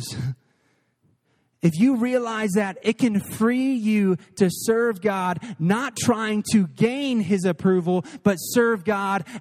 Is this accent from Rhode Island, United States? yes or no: no; Missouri, United States; now in Texas, United States; I'm from Missouri. I was going to see family